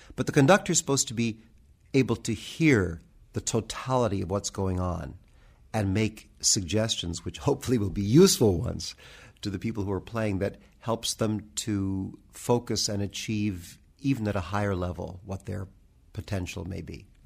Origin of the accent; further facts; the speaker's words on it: United States; I'm very proud of being an American musician